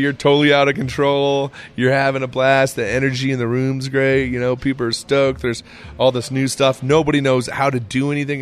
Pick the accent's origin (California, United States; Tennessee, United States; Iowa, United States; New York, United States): Iowa, United States; also born or lived in Scottsdale, Arizona; now in Colorado, United States; I'm a kid from Iowa.